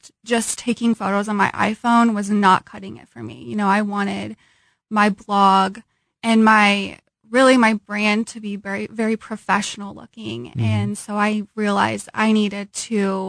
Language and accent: English; Topeka, Kansas, United States; moved away as an adult; now in Kansas City, United States; I'm from Topeka, so wasn't too far from home.